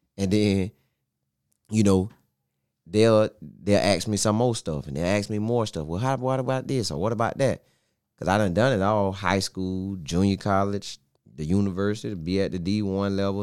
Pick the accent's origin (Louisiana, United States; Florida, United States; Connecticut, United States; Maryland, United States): Florida, United States; Bartow; I'm from Bartow. Went to Bartow High School in ninety-eight through oh two